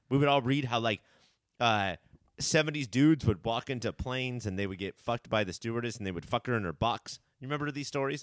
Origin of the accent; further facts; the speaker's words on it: Orange County, California, United States; we grew up, we were born and raised in Orange County